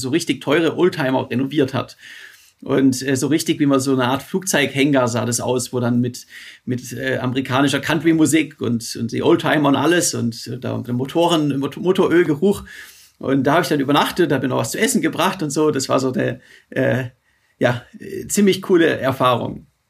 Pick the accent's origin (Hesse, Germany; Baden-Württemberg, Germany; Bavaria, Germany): Baden-Württemberg, Germany; Stuttgart; in Stuttgart